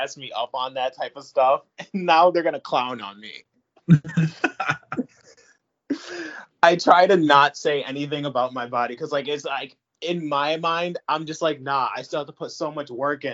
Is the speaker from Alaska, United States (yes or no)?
no; Syracuse, New York, United States; also born or lived in Long Island / Queens; I was born in Long Island, and then I was just raised in Queens, and then we moved from Queens to Syracuse when I was probably like 4 or 5